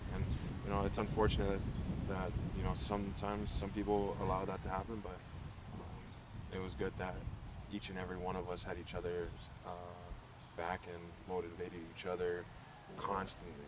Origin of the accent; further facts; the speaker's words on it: Inglewood, California, United States; moved away as an adult; also born or lived in Samoa / Hawaii; I'm born and raised in Inglewood, California.